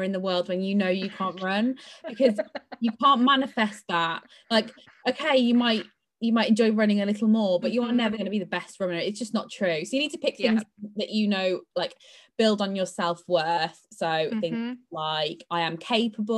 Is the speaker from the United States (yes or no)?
no; United Kingdom; we are, as typical British people, brought up not to shout about ourselves